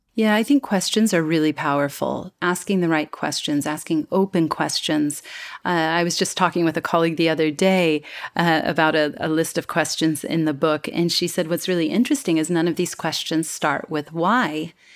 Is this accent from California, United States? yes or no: yes; California, United States; moved away as an adult; now in Singapore; my hometown in California